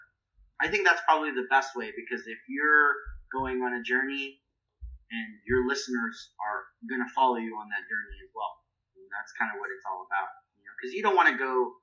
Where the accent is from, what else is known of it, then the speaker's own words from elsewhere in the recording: West Coast, United States; and I grew up on the West Coast.